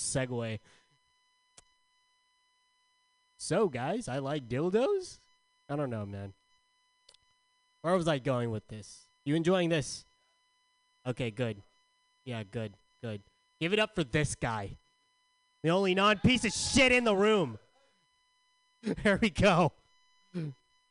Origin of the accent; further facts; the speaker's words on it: San Diego, California, United States; I'm from San Diego.